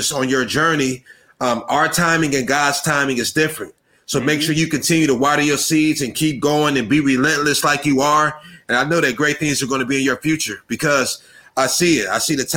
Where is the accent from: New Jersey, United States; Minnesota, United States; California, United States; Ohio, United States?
Ohio, United States; Akron; I'm from Akron, Ohio